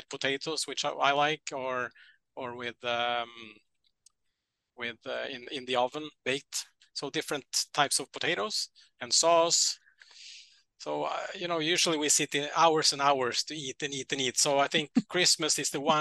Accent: Norway; I'm from Norway

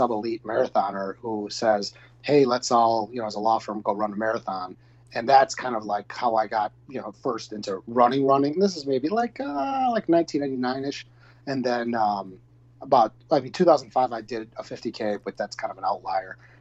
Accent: Wisconsin, United States; we're both from Wisconsin

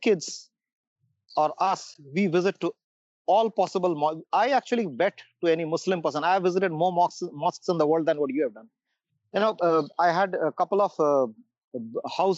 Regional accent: Jamshedpur, Jharkhand, India; moved away as an adult; also born or lived in Singapore / Bangalore; from Bangalore to my hometown, Jamshedpur

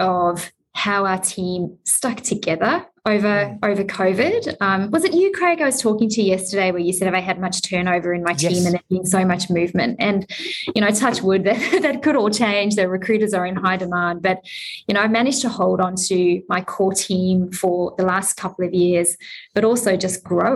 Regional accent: South Africa; I'm South African.

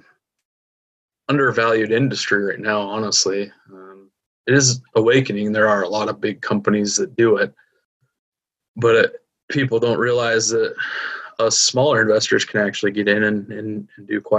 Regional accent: Utah, United States; here in my hometown in Utah

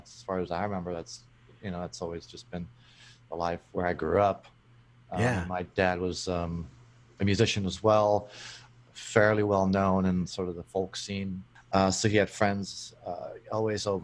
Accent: Brno, South Moravian Region, Czechia; so I was born in uh, a town called Brno in the Czech Republic, which is uh, Czechoslovakia back in the day. Lived there with my parents and my brother

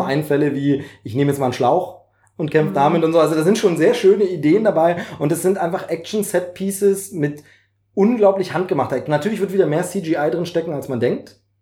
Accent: East Germany, Germany; ich als DDR-Bürger

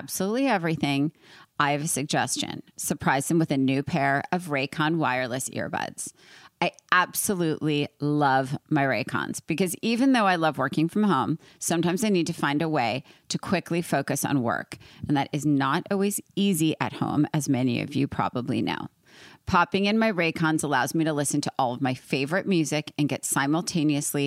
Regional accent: New York, United States; now in California, United States; I'm from New York

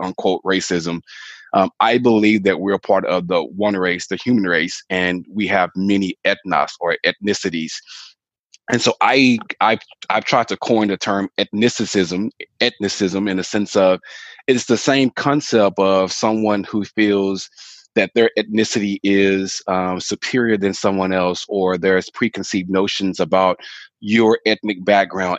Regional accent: Fort Worth, Texas, United States; also born or lived in Arlington, Texas / Dallas; I am, born and raised in Fort Worth, Texas

